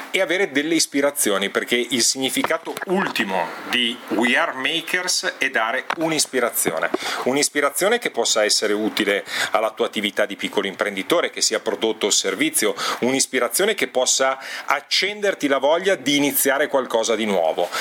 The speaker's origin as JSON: {"language": "Italian", "town": "Milan", "region": "Lombardy", "country": "Italy", "tie": "born or raised there", "said": "sono nato a Milano il 17 gennaio 1969"}